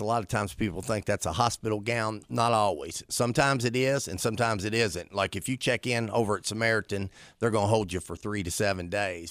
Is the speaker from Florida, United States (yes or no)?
no; St. Albans, West Virginia, United States; I was born and raised in Saint Albans, West Virginia